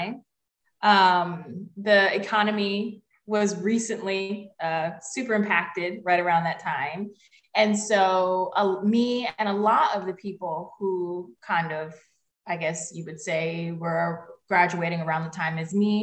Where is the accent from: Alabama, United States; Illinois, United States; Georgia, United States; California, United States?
Georgia, United States; Atlanta; moved away as an adult; I'm from Atlanta, Georgia, in the United States, and I grew up right in the city of Atlanta